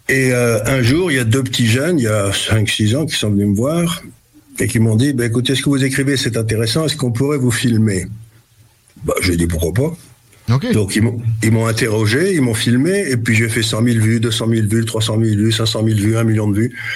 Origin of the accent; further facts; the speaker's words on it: Syria; born there; c'est pour ça que je suis né en Syrie